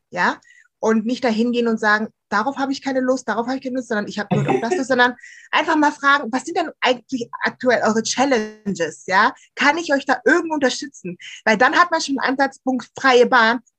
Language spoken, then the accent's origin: German; Bonn, North Rhine-Westphalia, Germany; Also ich bin ja im Bonner Umfeld aufgewachsen und da ist ja Karneval ganz groß.